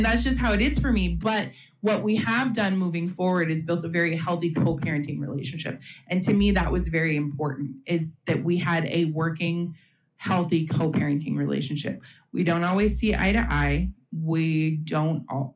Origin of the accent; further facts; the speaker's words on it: Seattle, Washington, United States; I'm from the Pacific Northwest, from the Seattle area